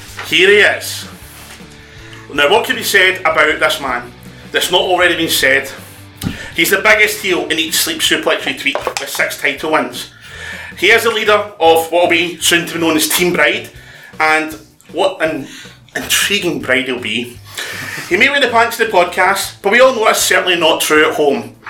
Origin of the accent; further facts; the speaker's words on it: Scotland, United Kingdom; also known as the Scottish